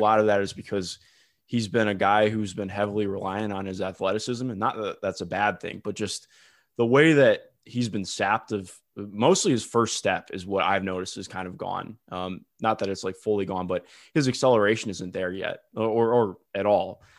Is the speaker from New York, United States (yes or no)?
no; Cleveland, Ohio, United States; I grew up in Cleveland